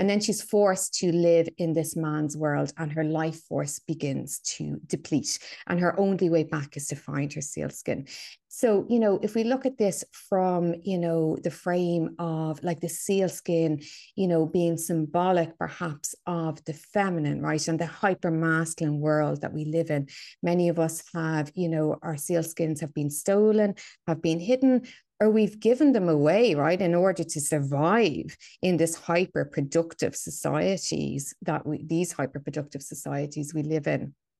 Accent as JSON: {"language": "English", "town": "Dublin", "region": "Leinster", "country": "Ireland", "tie": "born or raised there", "said": "So, yeah, so I'm from Dublin, right? I'm a Dubliner, born and bred. I grew up in a very, you know, working class suburb of Dublin."}